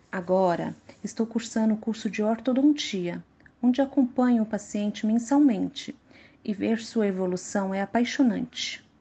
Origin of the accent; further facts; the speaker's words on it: Contagem, Minas Gerais, Brazil; moved away as an adult; now in São Paulo, Brazil; Eu nasci em Contagem, Minas Gerais, onde morava com meus pais e meu irmão.